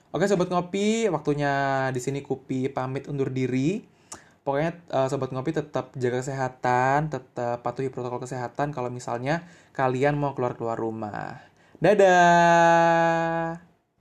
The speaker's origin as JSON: {"language": "Indonesian", "town": "Surabaya", "region": "East Java", "country": "Indonesia", "also_born_or_lived": "Jakarta / Tangerang", "moved": "as an adult", "said": "gue dari Surabaya nih merantau ke Jakarta atau Tangerang"}